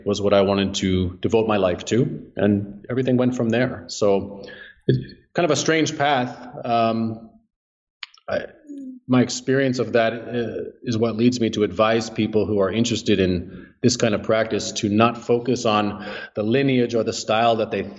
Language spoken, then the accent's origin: English; New Jersey, United States; New Jersey.